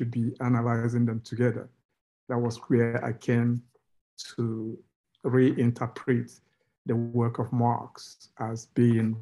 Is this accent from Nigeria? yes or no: yes; Nigeria; moved away as an adult; also born or lived in United Kingdom; I grew up in Nigeria, where I did my first degree in sociology